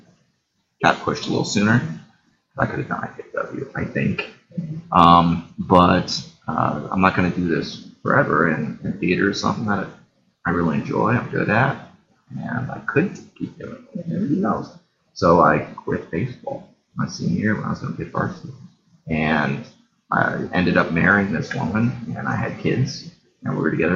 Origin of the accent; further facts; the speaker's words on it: New Haven, Indiana, United States; also born or lived in Bloomington, Indiana; I grew up in New Haven